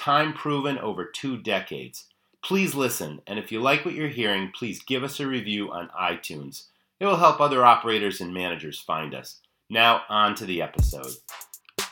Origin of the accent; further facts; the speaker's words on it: Maine, United States; my home state of Maine